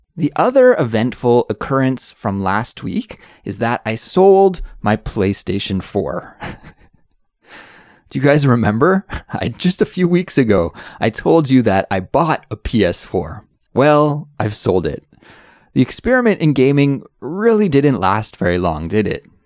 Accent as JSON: {"language": "English", "country": "Canada", "moved": "yes", "lives_now": "South Korea", "said": "I'm an English teacher who is originally from Canada, but now I live in South Korea with my little family"}